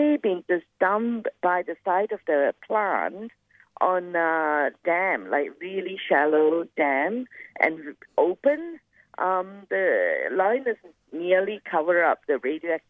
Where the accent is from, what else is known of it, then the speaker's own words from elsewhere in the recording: Kuantan, Pahang, Malaysia; now in Australia; not far from the city of Kuantan. And that's my hometown